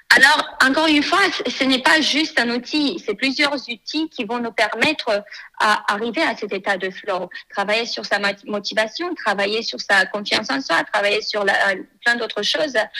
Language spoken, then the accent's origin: French; Moldova; moved away as an adult; now in France; je suis née en Moldavie